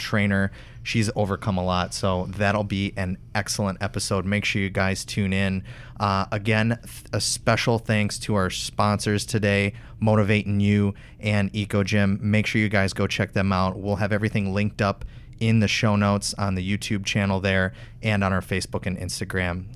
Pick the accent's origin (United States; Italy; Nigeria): United States; Wisconsin; I'm from Wisconsin